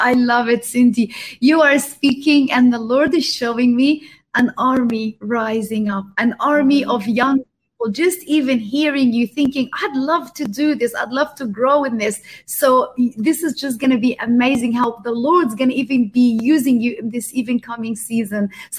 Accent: Australia; moved away; I come from Australia. I lived there for many years

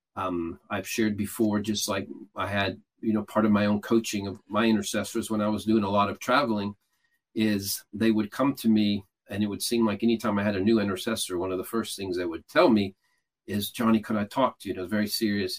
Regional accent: Atlanta, Georgia, United States; I'm from Atlanta

